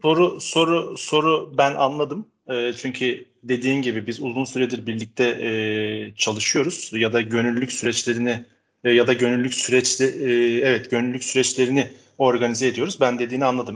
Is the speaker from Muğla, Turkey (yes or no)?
no; Istanbul, Turkey; also born or lived in Netherlands; 73 yılında İstanbul'da doğdum. Ee, bütün eğitim sürecimi İstanbul'da tam, tamamladım